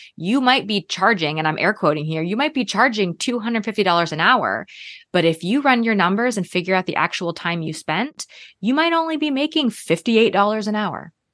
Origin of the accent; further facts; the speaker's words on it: Canada; moved away as an adult; also born or lived in Toronto / Minnesota / California / Texas; now in Georgia, United States; I'm actually from Canada, so started my career in Toronto